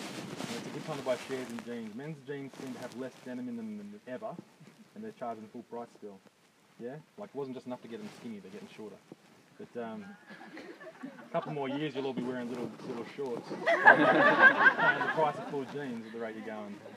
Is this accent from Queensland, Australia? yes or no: no; Dubbo, New South Wales, Australia; I grew up in Dubbo.